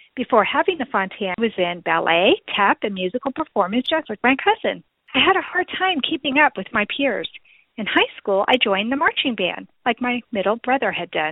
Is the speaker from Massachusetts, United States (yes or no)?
no; Texas, United States; also born or lived in Florida; I was originally from Texas.